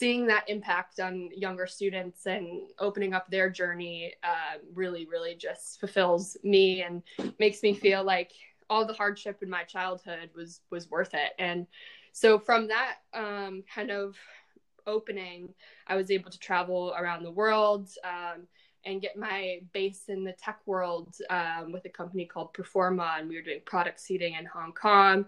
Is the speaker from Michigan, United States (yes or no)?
yes; Detroit, Michigan, United States; I grew up in Detroit